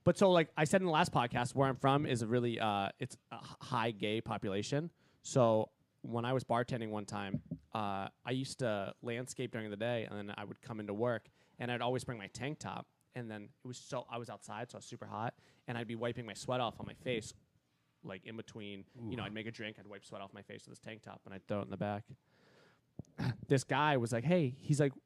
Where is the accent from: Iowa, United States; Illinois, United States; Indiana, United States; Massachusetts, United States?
Massachusetts, United States; I'm from Massachusetts